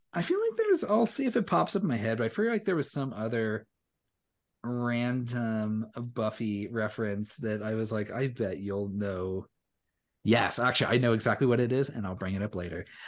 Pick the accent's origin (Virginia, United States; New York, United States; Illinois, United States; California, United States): California, United States; Southern; growing up in Southern California.